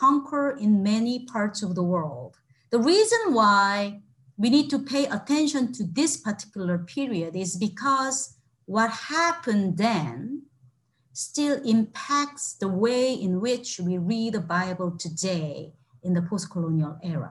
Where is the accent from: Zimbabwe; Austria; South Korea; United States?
South Korea; now in Toronto, Canada; I grew up in Korea